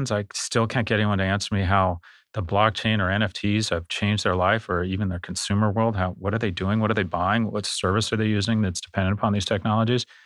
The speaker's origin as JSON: {"language": "English", "region": "New York", "country": "United States", "said": "Well, I'm … from New York."}